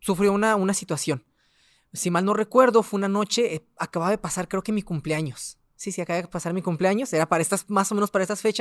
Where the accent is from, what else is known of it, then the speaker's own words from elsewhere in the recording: Ciudad Juárez, Chihuahua, Mexico; also born or lived in Delicias, Chihuahua; tengo 29 años, soy del estado de Chihuahua, de la ciudad de Delicias, pero llevo aquí 25 años en Juárez. Entonces, soy prácticamente juarense.